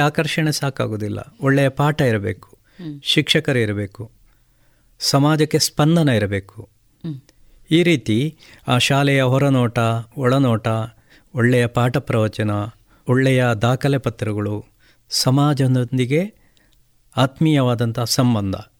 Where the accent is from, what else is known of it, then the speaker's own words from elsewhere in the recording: Ramakunja, Karnataka, India; ನಾನು ಕೂಡ ಅದರಲ್ಲೇ ಕಲ್ತದ್ದು